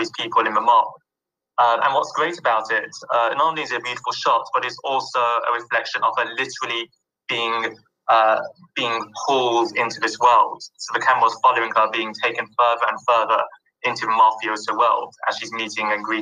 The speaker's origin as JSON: {"language": "English", "region": "London", "country": "United Kingdom", "tie": "born or raised there", "said": "I grew up in London"}